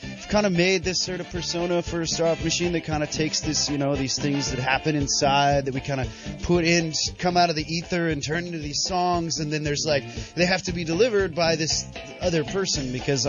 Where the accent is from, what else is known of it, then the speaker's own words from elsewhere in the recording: Davenport, Iowa, United States; Davenport, Iowa.